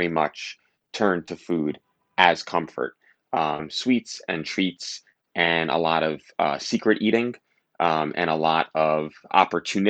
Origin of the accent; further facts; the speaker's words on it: New York City, New York, United States; I grew up in Staten Island. I went to high school in Brooklyn